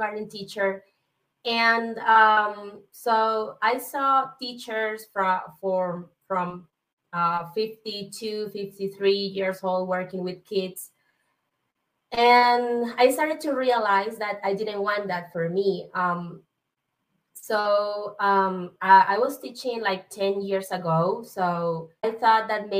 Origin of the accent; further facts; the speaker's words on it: Venezuela; English is a second language; now in Colombia; my main language is not English. So I'm from Venezuela, but I live now in Colombia